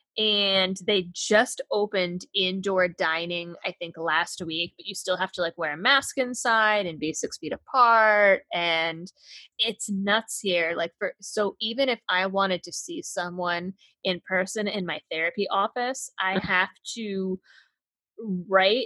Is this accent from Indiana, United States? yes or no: no; Springfield, Massachusetts, United States; also born or lived in Boston, Massachusetts; I was born and raised in Massachusetts